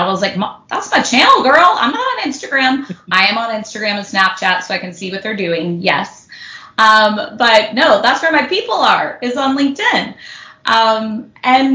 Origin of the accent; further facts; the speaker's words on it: Houston, Texas, United States; now in Southern California, United States; I live in Southern California, but I was born and raised in Houston, Texas, so I really had no family here